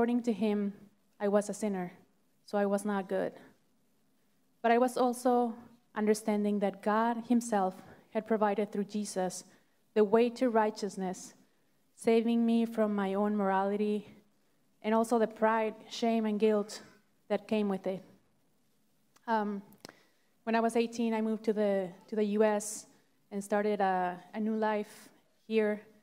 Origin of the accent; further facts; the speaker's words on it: Mexico; moved away; I grew up in Mexico in a family of 5 siblings